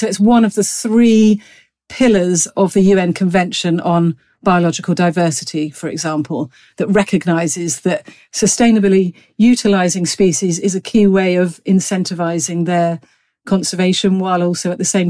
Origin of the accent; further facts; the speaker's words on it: Gloucestershire, South West England, United Kingdom; No, I'm a country girl. I grew up in rural Gloucestershire and spent a lot of my childhood out and about riding horses, walking dogs, enjoying the Cotswold Hills.